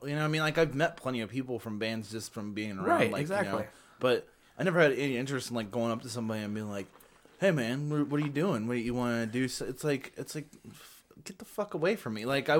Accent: New Jersey, United States; I'm from Jersey.

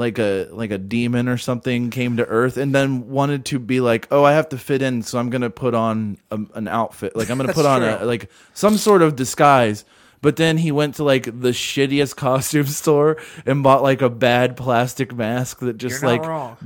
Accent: St. Louis, Missouri, United States; Also, I'm slightly biased because I'm from St. Louis and those dudes suck and so does their music.

